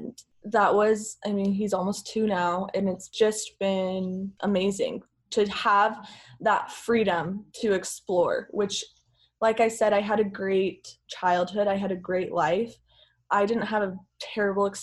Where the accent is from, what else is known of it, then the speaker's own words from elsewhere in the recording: Lindon, Utah, United States; I grew up Mormon in Linden, Utah, which is about as Mormon as it gets in the whole world